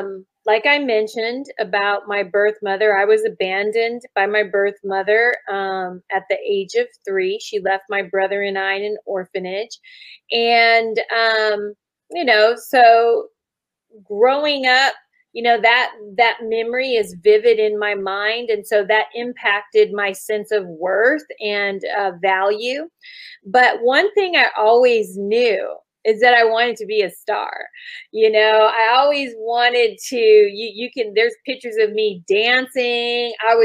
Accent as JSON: {"language": "English", "country": "Germany", "tie": "born or raised there", "said": "I grew up in Germany and traveled all around Europe. And so I'm used to different cultures"}